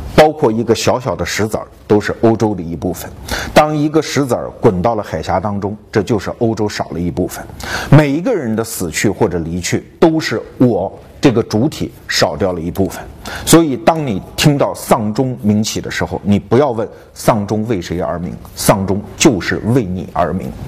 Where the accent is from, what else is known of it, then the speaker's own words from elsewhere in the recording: Guangzhou, Guangdong, China; 我们广州人和他们外地人之间的这一盘账，